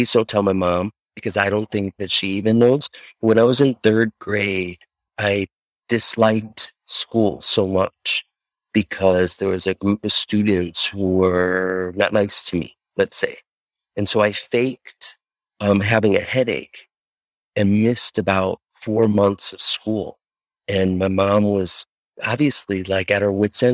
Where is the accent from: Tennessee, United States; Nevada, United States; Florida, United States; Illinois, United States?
Illinois, United States; Chicago; I'm from Chicago